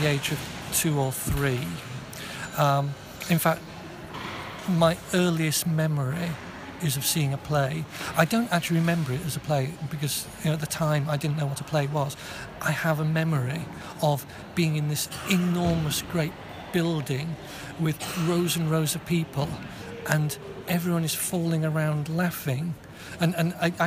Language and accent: English; Yorkshire and the Humber, United Kingdom; moved away as an adult; also born or lived in Manchester; I come from Yorkshire, so Manchester wasn't too far away.